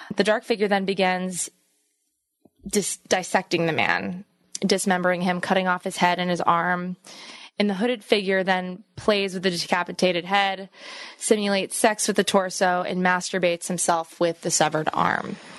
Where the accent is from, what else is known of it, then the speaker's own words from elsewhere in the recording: East Coast, United States; I'm from the East Coast.